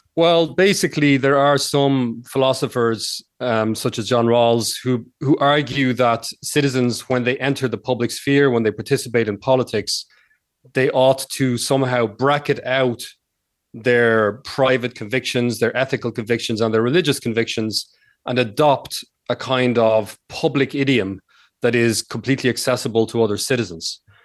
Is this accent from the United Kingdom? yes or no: no; Ireland; moved away as an adult; also born or lived in United States / Spain; I, I grew up in Ireland, and I lived about twelve years in the United States.